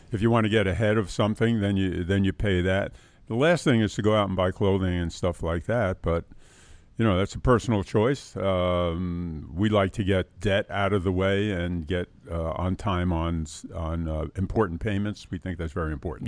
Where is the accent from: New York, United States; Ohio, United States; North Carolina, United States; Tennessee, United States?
New York, United States; New York City; also born or lived in Queens, New York City; I grew up in uh, New York City in the South Bronx